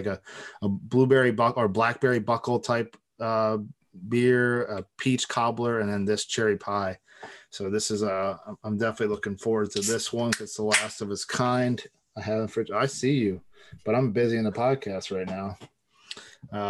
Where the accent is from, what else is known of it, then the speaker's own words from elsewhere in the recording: Ohio, United States; growing up in Ohio